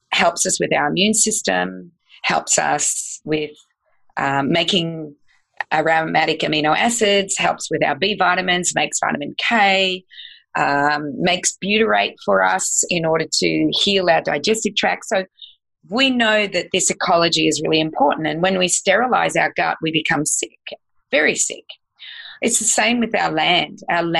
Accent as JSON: {"language": "English", "country": "Australia", "also_born_or_lived": "United States", "said": "I'm an American citizen, but I'm also an Australian, so I have dual citizenship"}